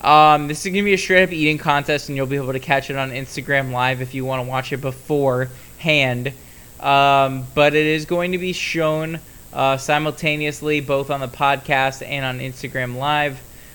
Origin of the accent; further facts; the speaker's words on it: Florida, United States; My hometown, Florida Panthers